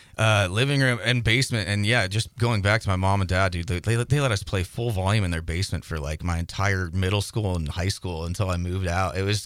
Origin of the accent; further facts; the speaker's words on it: Clancy, Montana, United States; moved away as an adult; also born or lived in Helena, Montana; now in Los Angeles, United States; I grew up in Clancy